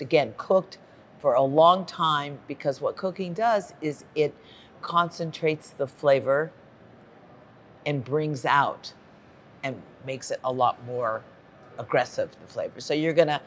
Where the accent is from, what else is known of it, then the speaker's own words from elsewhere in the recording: Los Angeles, California, United States; I grew up in Los Angeles, and that's where I live.